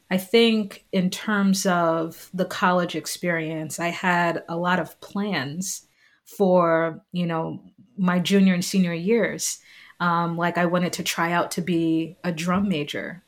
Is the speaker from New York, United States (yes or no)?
yes; New York City, New York, United States; moved away as an adult; also born or lived in Long Island, New York / Notre Dame, Indiana; I grew up in Staten Island, New York. Um, I was born in Long Island, moved to Staten Island when I was three years old